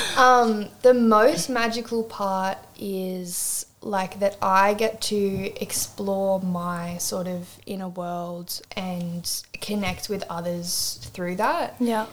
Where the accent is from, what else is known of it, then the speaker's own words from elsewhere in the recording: Swansea Heads, New South Wales, Australia; moved away as an adult; also born or lived in Newcastle, New South Wales; now in Ravenshoe, Australia; I'm Newcastle based, but um, so I'm from Swansea Heads originally